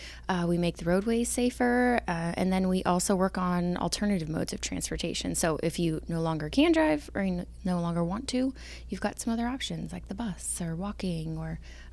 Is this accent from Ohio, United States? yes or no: yes; Avon, Ohio, United States; now in Upper Arlington, United States; I grew up in Avon, a suburb of Cleveland.